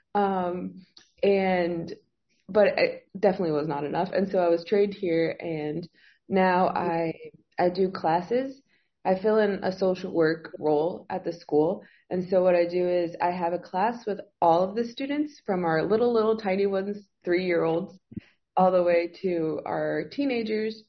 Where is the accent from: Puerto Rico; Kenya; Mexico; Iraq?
Mexico; Monterrey, Nuevo León; moved away as an adult; now in Reynosa, Mexico; I'm from Monterrey, so I live two hours away, like two hours south from Reynosa